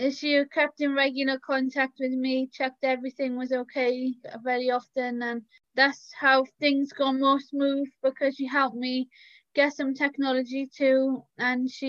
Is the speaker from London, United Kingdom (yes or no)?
no; Cardiff, Wales, United Kingdom; I'm from Cardiff in Wales